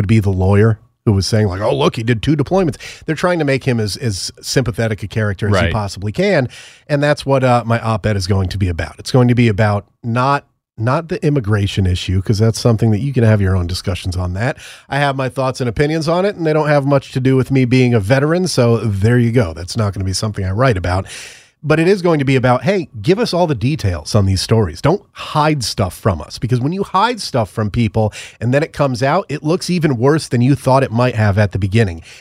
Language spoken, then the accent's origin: English; United States; I'm American